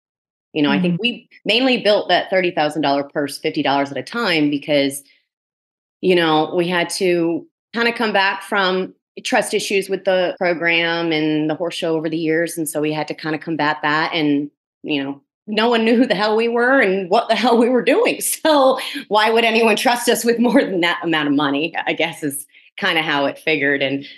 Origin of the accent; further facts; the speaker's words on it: New Jersey, United States; just growing up in Jersey since I was a kid.